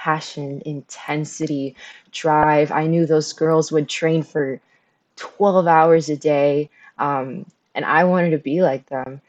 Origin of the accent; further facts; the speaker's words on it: Miami, Florida, United States; also born or lived in Havana, Cuba; at 6 months, I emigrated to the United States. And I was raised in Miami